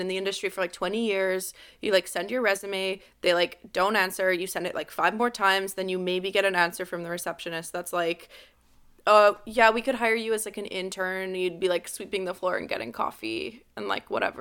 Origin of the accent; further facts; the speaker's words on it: Montreal, Quebec, Canada; I was born and raised in the West Island.